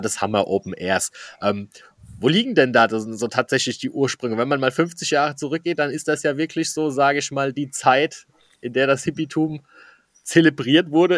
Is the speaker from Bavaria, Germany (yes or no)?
no; Eich, Rhineland-Palatinate, Germany; bin auch ja aus der Ecke Eich